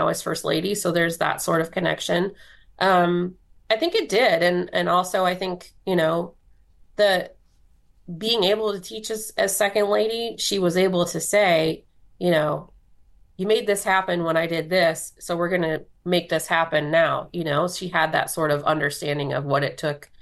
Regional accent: Elkhart, Indiana, United States; moved away as an adult; So I'm from Elkhart, Indiana. And started out at my hometown paper called the Elkhart Truth in 2007

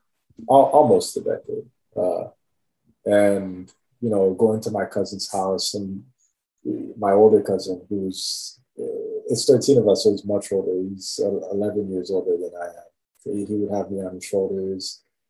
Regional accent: Haiti; I want to start with family. Growing up, like, especially, like, let's say from the earliest time

